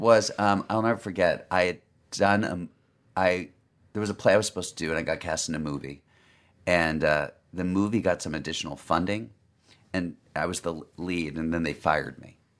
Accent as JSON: {"language": "English", "town": "Los Angeles", "region": "California", "country": "United States", "moved": "as an adult", "said": "Los Angeles, but I moved away for 10 years"}